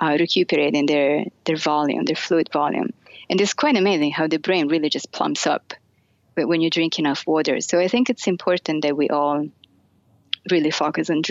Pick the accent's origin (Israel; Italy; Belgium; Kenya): Italy; Florence, Tuscany; moved away as an adult; now in United States; I grew up in Italy. and specifically in Florence